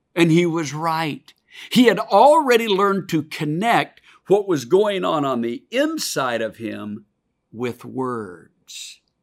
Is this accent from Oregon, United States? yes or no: yes; Oregon, United States; my home state of Oregon